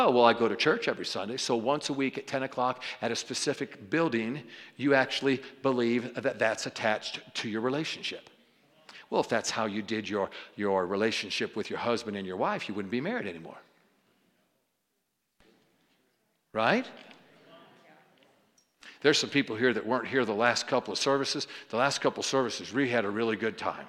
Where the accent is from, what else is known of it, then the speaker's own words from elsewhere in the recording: New York, United States; I didn't know this as a New Yorker. We're actually, you know, short on time growing up in New York